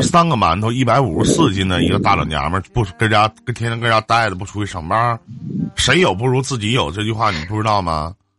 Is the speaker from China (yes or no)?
yes; Northeast China, China; 我们东北这边